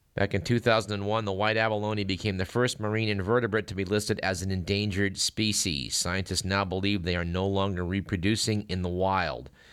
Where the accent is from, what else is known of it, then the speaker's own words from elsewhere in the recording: Fremont, California, United States; Fremont, my hometown.